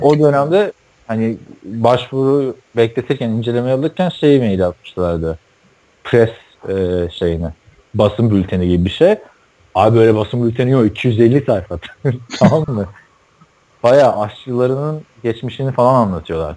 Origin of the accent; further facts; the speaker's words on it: Istanbul, Turkey; International Hospital'a, Bakırköy'deki. Daha sonra orada doğdum ben